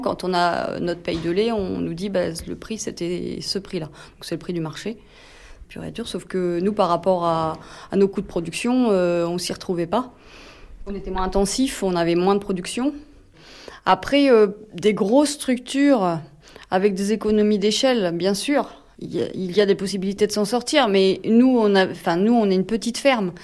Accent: France; Ça appartenait à mon grand-père, puis à mon père et puis euh, là on s'est installés tous les deux

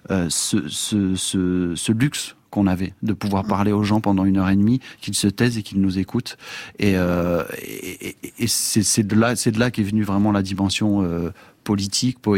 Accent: Amiens, Hauts-de-France, France; il y avait, je dirais, en province, puisque moi j'ai grandi à Amiens, une manière de faire de la musique qui était forcément collective.

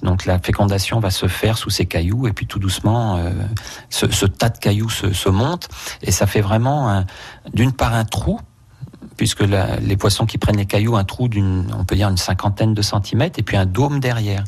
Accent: France; chez nous en France

